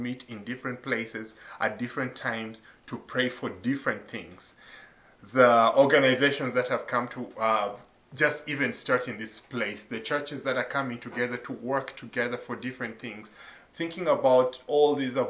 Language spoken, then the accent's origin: English; Jinja, Uganda; moved away as an adult; now in Mars Hill, United States; I was born and raised in Uganda, a small town known as Jinja.